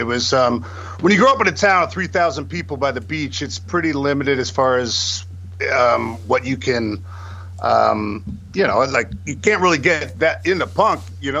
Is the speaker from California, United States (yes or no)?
yes; San Luis Obispo, California, United States; moved away; also born or lived in Santa Barbara / San Francisco; I was born in Santa Barbara and grew up in the Central Coast, kind of by San Luis Obispo area.